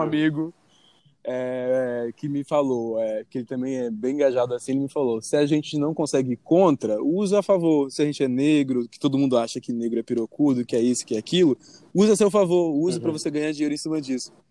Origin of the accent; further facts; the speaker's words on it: Espírito Santo, Brazil; now in Rio de Janeiro, Brazil; eu moro lá agora, mas eu sou capixaba